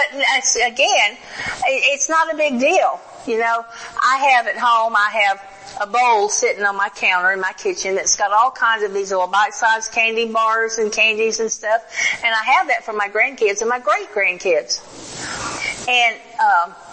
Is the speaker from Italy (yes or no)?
no; the South, United States; now in Oklahoma, United States; I was raised in the South